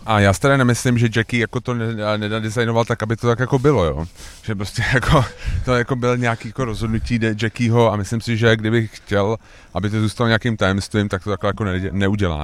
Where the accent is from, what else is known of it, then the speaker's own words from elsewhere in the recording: Prague, Czechia; my jsme Pražáci